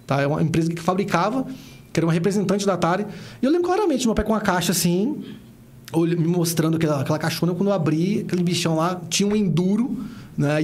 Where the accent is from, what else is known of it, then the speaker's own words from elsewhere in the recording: Brasília, Federal District, Brazil; eu nasci na KNL, cara. Uhum. Eu, fiquei ali na KNL até casar com 27 anos.